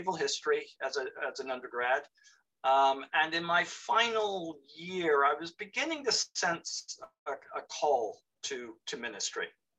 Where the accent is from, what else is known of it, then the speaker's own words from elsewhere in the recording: South Florida, United States; moved away as an adult; also born or lived in Western North Carolina / North East England; I grew up in South Florida